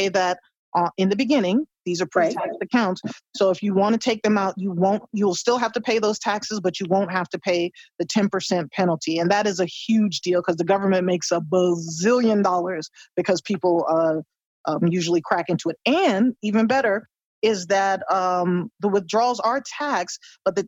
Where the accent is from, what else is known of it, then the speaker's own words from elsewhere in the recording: United States; as an American